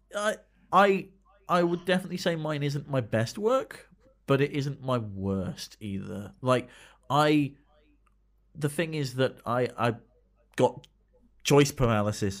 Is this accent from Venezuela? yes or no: no; United Kingdom